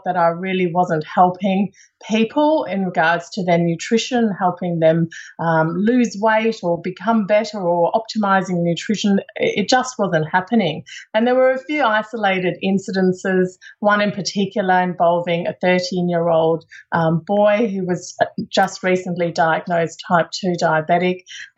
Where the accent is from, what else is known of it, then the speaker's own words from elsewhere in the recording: South Africa; accent: South African; So you might hear a little bit in my accent that I grew up in South Africa.